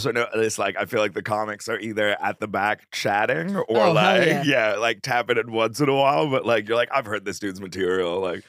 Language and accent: English; Brookline, Massachusetts, United States; also born or lived in India; now in New York, United States; I grew up in Brookline, Massachusetts.